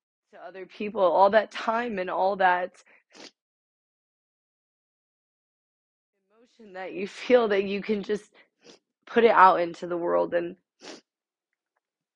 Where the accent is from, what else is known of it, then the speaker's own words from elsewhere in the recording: Ohio, United States; now in Georgia, United States; left Ohio. That is my hometown